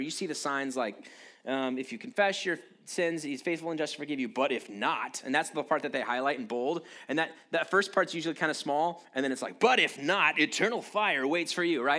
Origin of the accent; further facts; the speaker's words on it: United States; I'm proud to be an American